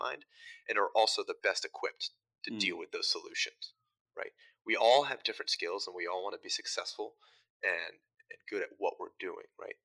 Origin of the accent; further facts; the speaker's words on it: Front Royal, Virginia, United States; moved away; I'm originally from Front Royal, Virginia, which is kind of in the Shenandoah River Valley mountain area of Virginia